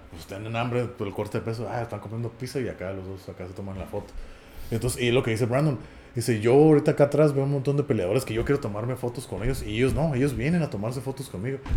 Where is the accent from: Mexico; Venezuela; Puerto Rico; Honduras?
Mexico; un mexicano, yo, a mí no me gusta el fútbol